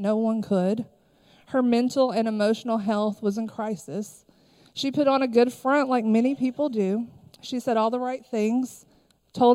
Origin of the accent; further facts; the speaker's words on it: Harlan County, Kentucky, United States; I am originally from Harlan County, Kentucky.